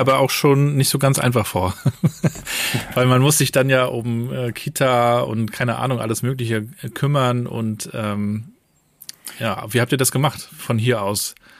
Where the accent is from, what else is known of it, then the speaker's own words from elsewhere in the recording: Rostock, Mecklenburg-Vorpommern, Germany; moved away; ich bin ja, in Rostock geboren, aber war auch wiederum einige Jahre weg